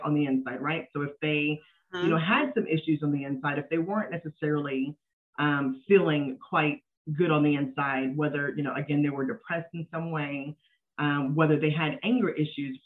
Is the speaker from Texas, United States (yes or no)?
yes; Dallas, Texas, United States; also born or lived in Philadelphia, Pennsylvania; We live in Dallas, Texas, so we've been here pretty much forever